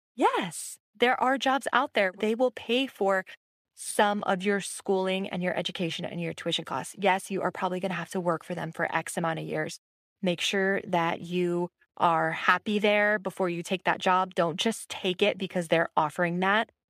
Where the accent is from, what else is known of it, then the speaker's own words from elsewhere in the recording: Hawaii, United States; moved away as an adult; also born or lived in Los Angeles / Washington, D.C.; I am from Hawaii.